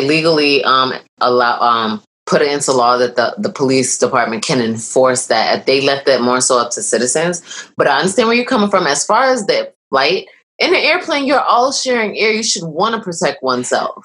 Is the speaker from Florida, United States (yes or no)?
no; New York, United States; I'm a New Yorker